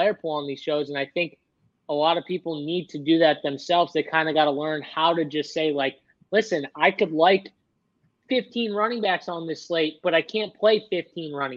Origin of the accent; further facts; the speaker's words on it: Boston, Massachusetts, United States; we're from Boston